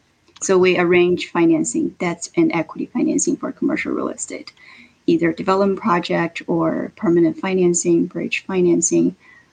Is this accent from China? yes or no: yes; China; moved away as an adult; also born or lived in Los Angeles, California / Bay Area, California; now in Seattle, United States; I'm originally from China. I came to the States in 2009 to pursue my graduate study at USC. And 2 years after that, I went up to the Bay Area, California, to start my commercial real estate career.